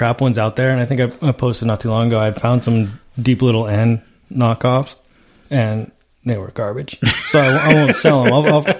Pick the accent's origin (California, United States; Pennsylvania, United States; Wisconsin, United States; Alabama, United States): California, United States; Lake Hodges; back growing up around Lake Hodges